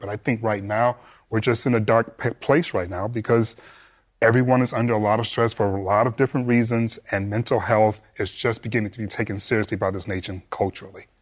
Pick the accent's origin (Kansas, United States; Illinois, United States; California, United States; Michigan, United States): Michigan, United States; Detroit; I grew up in Detroit